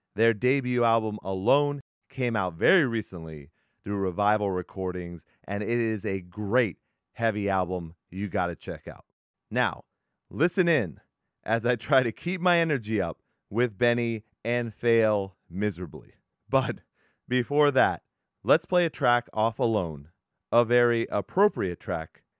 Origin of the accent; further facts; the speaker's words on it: Texas, United States; I'm from Texas.